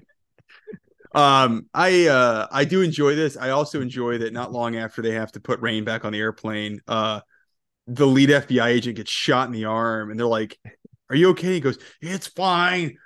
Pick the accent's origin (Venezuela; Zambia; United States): United States; Georgia; I grew up in Georgia